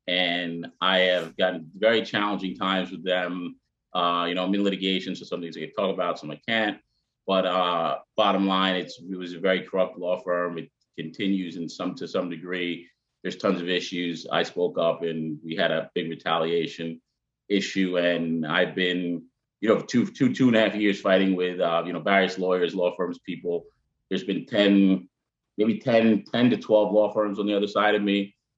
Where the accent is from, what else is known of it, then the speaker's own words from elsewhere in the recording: Long Island, New York, United States; also born or lived in Queens, New York; I was born in Queens, grew up in Long Island. My father is a white Jewish guy from Brooklyn, Bensonhurst, Brooklyn. My mother is from Jamaica, the island.